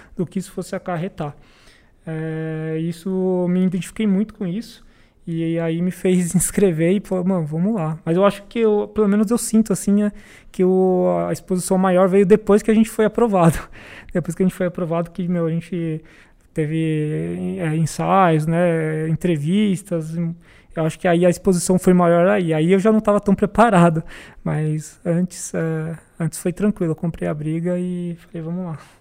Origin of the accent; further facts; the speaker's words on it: Itanhaém, São Paulo, Brazil; moved away as an adult; now in São Paulo, Brazil; sou de Itanhaém, em São Paulo